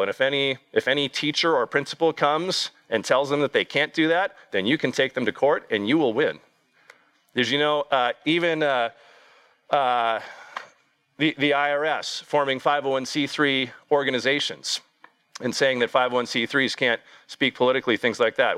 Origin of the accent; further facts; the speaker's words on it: United States; here in the United States